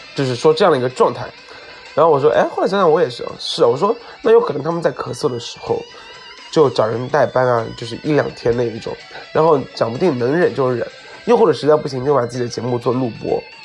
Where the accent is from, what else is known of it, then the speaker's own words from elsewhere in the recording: southern China, China; 做一个南方人